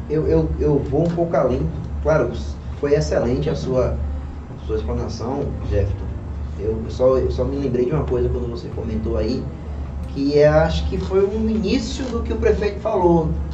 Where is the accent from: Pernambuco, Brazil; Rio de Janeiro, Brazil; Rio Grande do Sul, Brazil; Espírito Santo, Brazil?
Pernambuco, Brazil; now in Bahia, Brazil; não sou baiano, sou pernambucano. Sim. E a minha vinda para a Bahia veio por conta da música